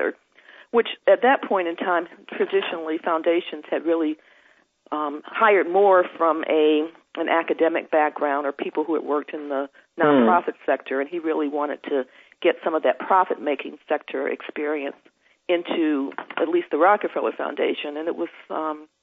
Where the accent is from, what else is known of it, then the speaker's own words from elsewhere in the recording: Detroit, Michigan, United States; now in New Jersey, United States; a person growing up in the United States, first in Detroit and then subsequently living several other places and now settling with my family in New Jersey